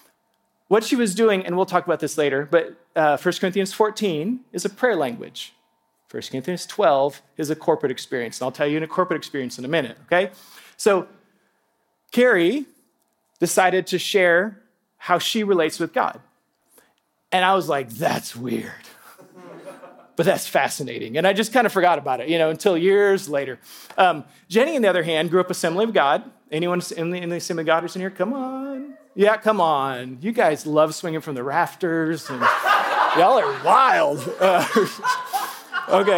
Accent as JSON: {"language": "English", "region": "Alaska", "country": "United States", "tie": "born or raised there", "said": "I grew up in Alaska"}